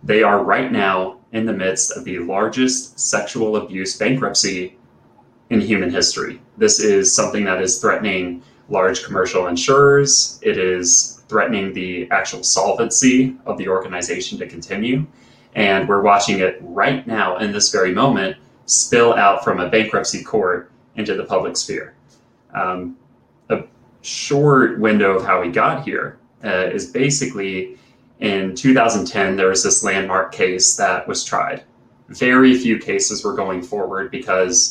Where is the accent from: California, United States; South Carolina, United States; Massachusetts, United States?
South Carolina, United States; a camp in the foothills of Appalachia, right in my home state of South Carolina